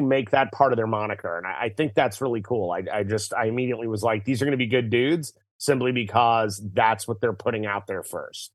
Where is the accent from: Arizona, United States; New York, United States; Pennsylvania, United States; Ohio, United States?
New York, United States; New York City; also born or lived in Connecticut; I was born in Manhattan, uh, and I split my time between Connecticut, where my mom lived, and Manhattan, where my father lived.